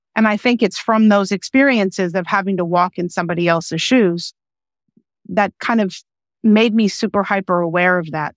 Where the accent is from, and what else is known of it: United States; first language English; also born or lived in Austria